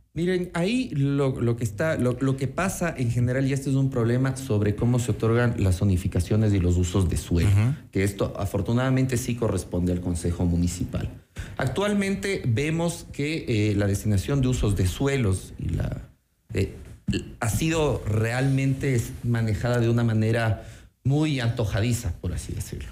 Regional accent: Quito, Pichincha, Ecuador; soy un quiteño que ama su ciudad

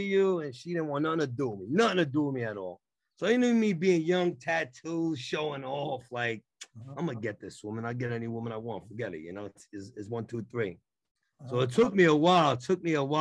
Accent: New York City, New York, United States; moved away as an adult; now in Poconos, United States; I'm from New York. I'm originally from Brooklyn, Queens

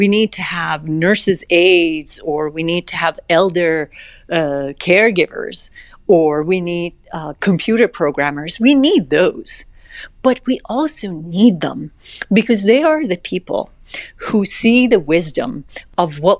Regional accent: Iran; English is a second language; moved away as an adult; now in United States; when I was a teenager in high school in Iran

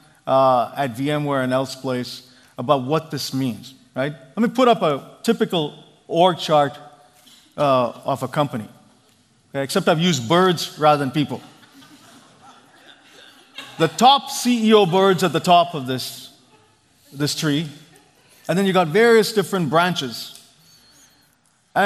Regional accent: India; now in Silicon Valley, United States; I grew up in India

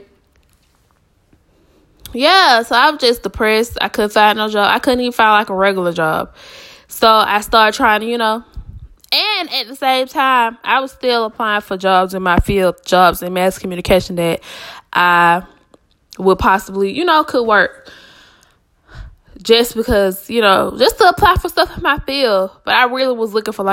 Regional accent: Atlanta, Georgia, United States; also born or lived in Savannah, Georgia; I was born and raised in Atlanta, Georgia. I reside in Atlanta, Georgia right now as we speak.

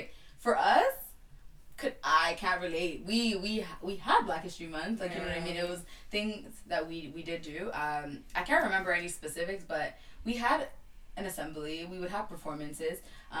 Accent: Toronto, Ontario, Canada; I come from Jane and Finch

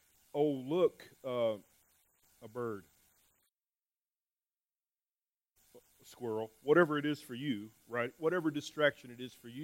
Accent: New Mexico, United States; moved away; I'm from New Mexico

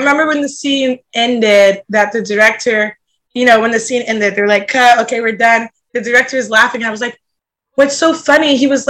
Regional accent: Tampa, Florida, United States; There's like a competition every year called Tampa Pro, and it's like all these professional skaters come to my hometown.

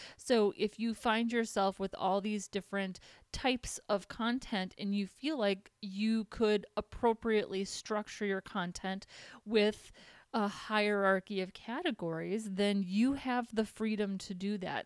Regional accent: Minnesota, United States; accent: Minnesotan; moved away as an adult; now in California, United States; I'm from Minnesota

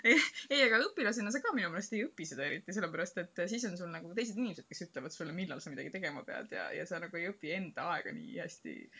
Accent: Estonia; ma olen Ida-Euroopast, Eestist

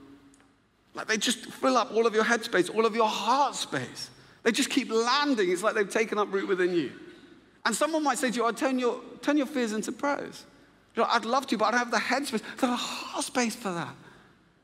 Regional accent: Luton, East of England, United Kingdom; moved away; I'm actually from Luton

